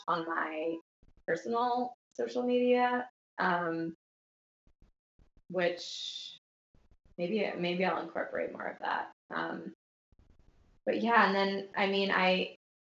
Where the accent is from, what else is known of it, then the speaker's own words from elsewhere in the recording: New York, United States; as a New Yorker